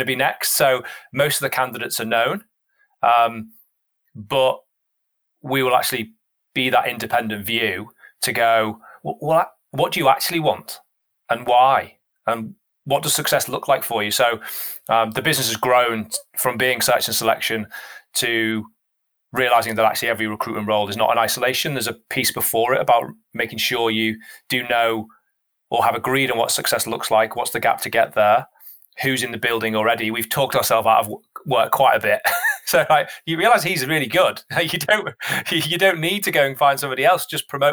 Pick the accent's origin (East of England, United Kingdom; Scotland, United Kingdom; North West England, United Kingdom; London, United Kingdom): North West England, United Kingdom; the Northwest; I'm from the Northwest